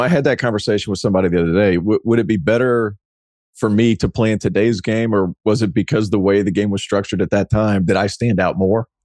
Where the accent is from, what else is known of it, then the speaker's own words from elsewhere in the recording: East Tennessee, United States; I grew up in East Tennessee